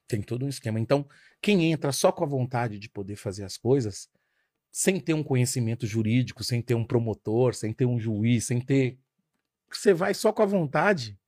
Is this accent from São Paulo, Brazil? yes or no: yes; Carapicuíba, São Paulo, Brazil; a gente cresceu numa Coab. A Coab, seguramente a Coab de Carapicuíba